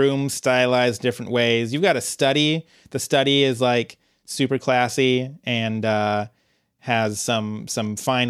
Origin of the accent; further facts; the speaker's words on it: United Kingdom; this Latin verb that I definitely know because I'm British.